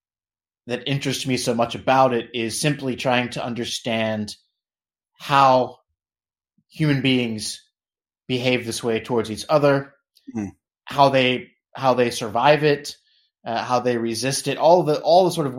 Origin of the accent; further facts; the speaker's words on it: United States; I'm obviously American.